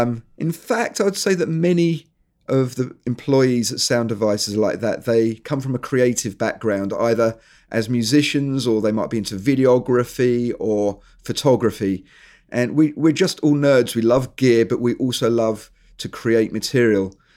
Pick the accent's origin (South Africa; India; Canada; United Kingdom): United Kingdom; England; moved away as an adult; also born or lived in New Zealand; I am actually English, but we emigrated, me and my family, we emigrated to New Zealand.